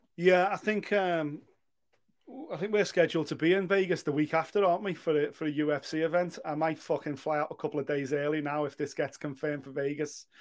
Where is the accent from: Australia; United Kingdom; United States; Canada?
United Kingdom; Liverpool, North West England; my hometown